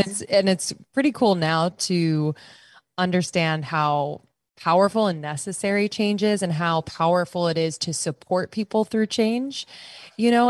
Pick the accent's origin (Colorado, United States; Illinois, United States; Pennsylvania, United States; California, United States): Pennsylvania, United States; moved away as an adult; also born or lived in Boston / New York / Los Angeles; I'm from the East Coast, Pennsylvania. Uh, spent most of my life on the East Coast